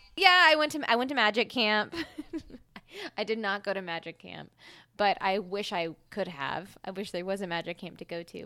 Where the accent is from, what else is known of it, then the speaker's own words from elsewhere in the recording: Mississippi, United States; now in Philadelphia, United States; I'm from Mississippi